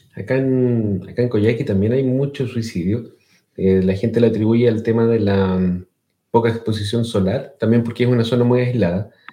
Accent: Chile; accent: Chilean; mi acento chileno

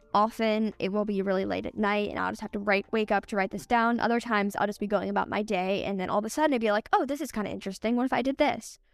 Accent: Los Angeles, California, United States; now in San Diego, United States; I grew up in Los Angeles. I lived there for 11 years, and then I moved to San Diego right before sixth grade started

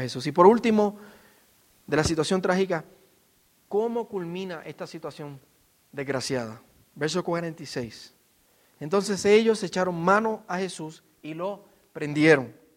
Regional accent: Puerto Rico; yo como puertorriqueño

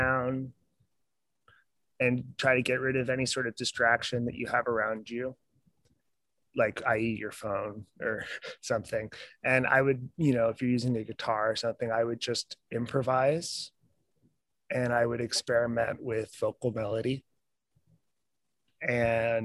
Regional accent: New York, United States; now in Portland, United States; growing up near New York City

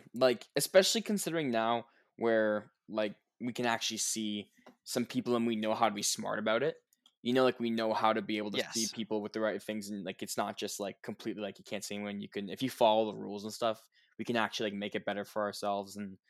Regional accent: Canada; we are both from Canada

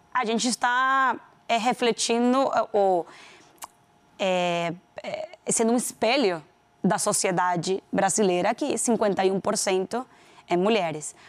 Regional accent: Venezuela; accent: Venezuelan; Portuguese is a second language; moved away as an adult; also born or lived in Panama; now in Brazil; Eu sou venezuelana, já todo mundo descobriu pelo meu sotaque

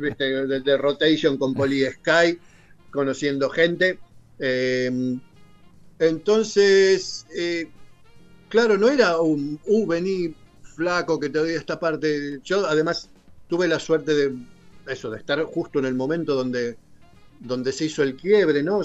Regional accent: Argentina; moved away as an adult; Cuando yo me fui de Argentina la primera vez, allí por el 91

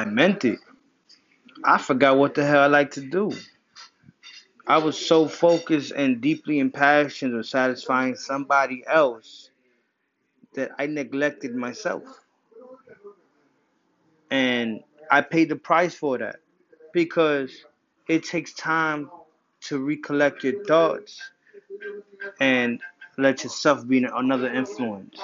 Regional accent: New Jersey, United States; moved away as an adult; also born or lived in New York; now in Massachusetts, United States; I moved from New Jersey to Massachusetts. I'm a Jersey boy. I'm a Jersey, New York boy.

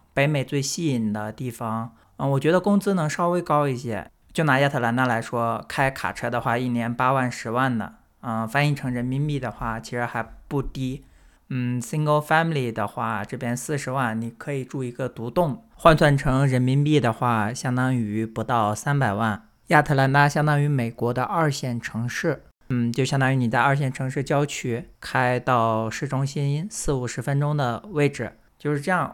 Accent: Northern Jiangsu, China; now in United States; 我不是江西的，我是苏北的

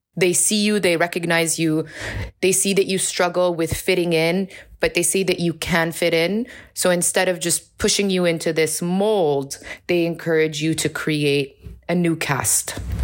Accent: Amman, Amman Governorate, Jordan; moved away as an adult; also born or lived in New York City, United States; now in Amman, Jordan; I was born and raised in Amman. I'm originally Palestinian

